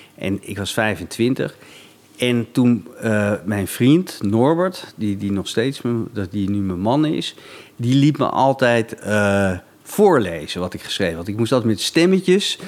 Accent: Laren, North Holland, Netherlands; ik kwam uit de buurt van Hilversum

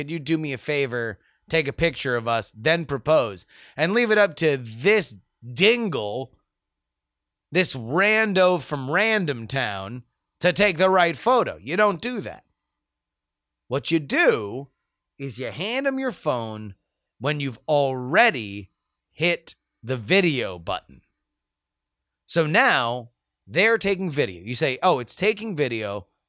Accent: East Coast, United States; now in West Coast, United States; We're both from the East Coast. We now live on the West Coast.

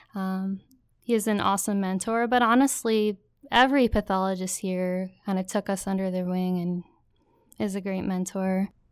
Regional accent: Waterloo, New York, United States; also born or lived in Syracuse, New York / Brockport, New York; I grew up in Waterloo, New York. It's in the central New York Finger Lakes region

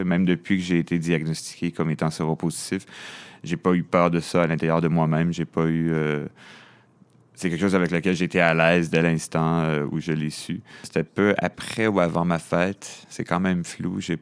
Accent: Montreal, Quebec, Canada; moi, je suis né à Montréal. Je viens de l'est de la ville

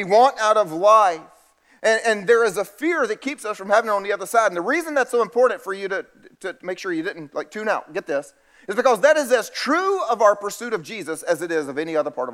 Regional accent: South Carolina, United States; I'm from South Carolina

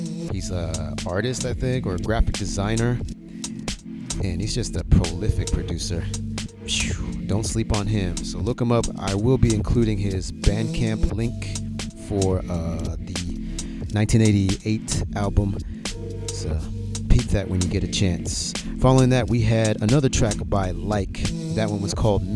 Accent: Houston, Texas, United States; I'm from Houston

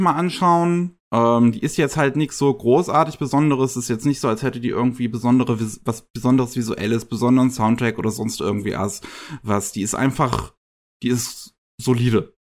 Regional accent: Germany; bei uns in Deutschland

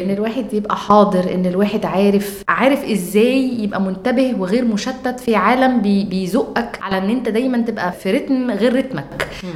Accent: Egypt; انا جايه من مصر

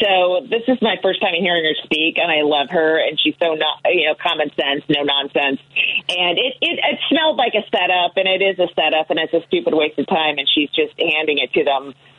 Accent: California, United States; And so I said I was from California somehow when I was talking to the audience

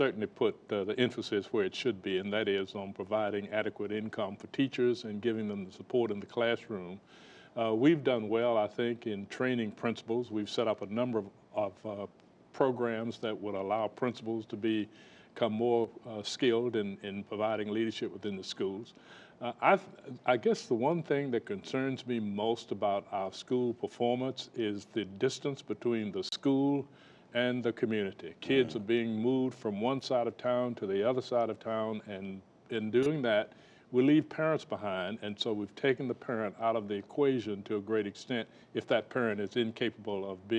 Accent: Southern United States, United States; In the South, yes. I'm a Southerner.

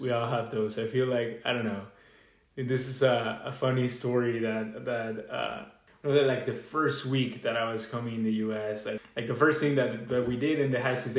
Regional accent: Venezuela; moved away as an adult; now in United States; I'll be your host for this episode. I'm a senior at Kenyon College, international student from Venezuela.

